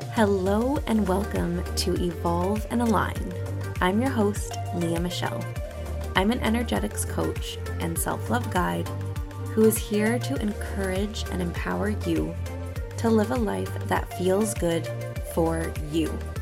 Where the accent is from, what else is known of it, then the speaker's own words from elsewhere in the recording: Ontario, Canada; I am from Ontario, Canada